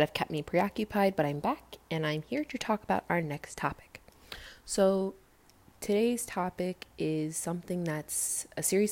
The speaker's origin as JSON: {"language": "English", "country": "United States", "said": "I am African American"}